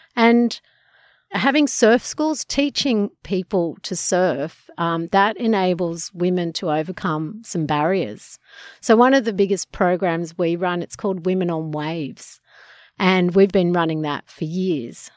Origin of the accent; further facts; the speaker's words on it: Sydney, New South Wales, Australia; I grew up in Coogee